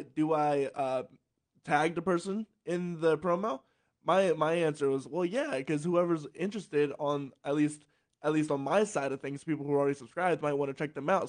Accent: Salisbury, Maryland, United States; I grew up in Salisbury, Maryland, which is on the peninsula

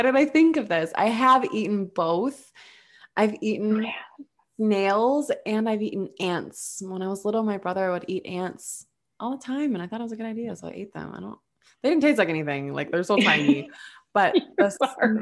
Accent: Minnesota, United States; I'm from Minnesota

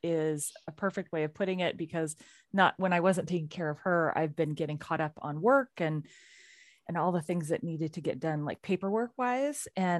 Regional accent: Pacific Northwest, United States; we are two women from the Pacific Northwest.

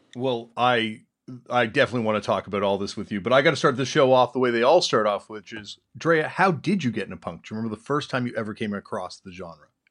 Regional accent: East Coast, United States; growing up on the East Coast

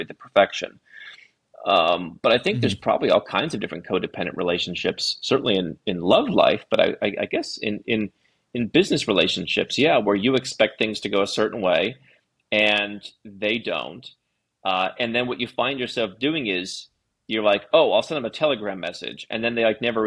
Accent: Cleveland, Ohio, United States; moved away as an adult; I grew up in the Midwest United States

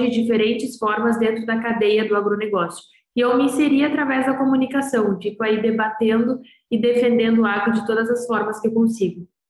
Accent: interior of Rio Grande do Sul, Brazil; Eu sou do interior do Rio Grande do Sul

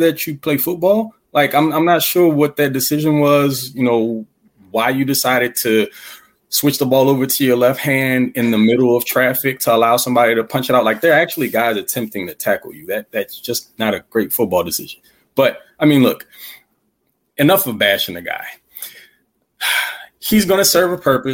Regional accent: Louisiana, United States; I'm from Louisiana

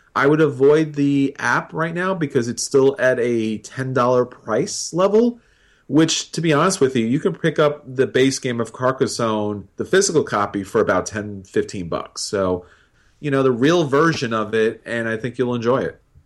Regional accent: New York, United States; being a New Yorker

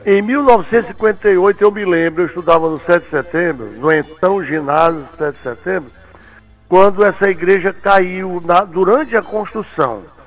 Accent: Fortaleza, Ceará, Brazil; Eu nasci aqui em Fortaleza

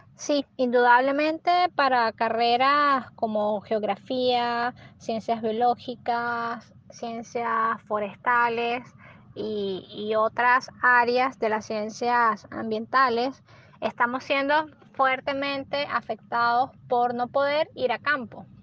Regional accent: Venezuela; como venezolanos

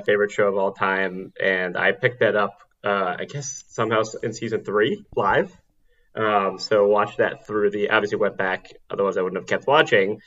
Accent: New York City, New York, United States; I I grew up in New York City on the Upper East Side

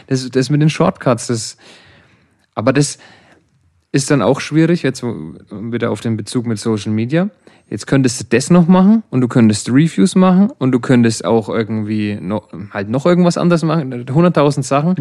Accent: Germany; Bei uns in Deutschland

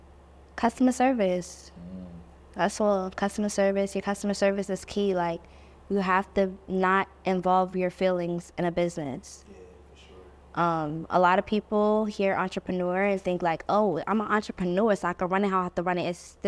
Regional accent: New York, United States; It's like, we're from New York.

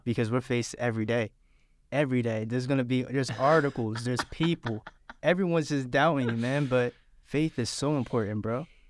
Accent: Philadelphia, Pennsylvania, United States; also born or lived in Savannah; now in Statesboro, United States; I was raised in Philadelphia

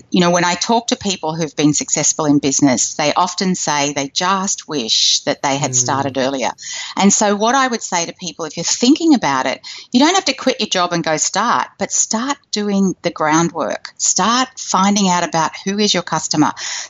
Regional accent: Australia; And me, well, you can hear I'm from Australia. I live in Sydney, right near the city, in a gorgeous, comfortable house.

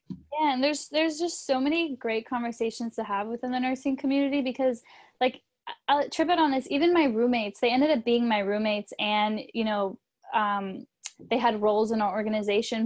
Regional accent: California, United States; also born or lived in Chicago; I'm from California

